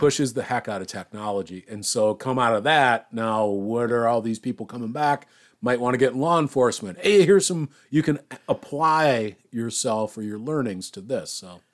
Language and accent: English; Iowa, United States; moved away; I'm from Iowa